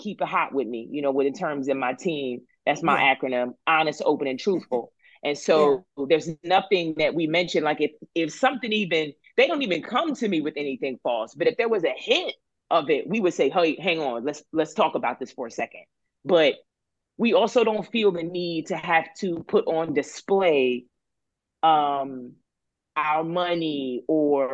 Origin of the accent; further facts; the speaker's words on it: Philadelphia, Pennsylvania, United States; now in Los Angeles, United States; I grew up in Philly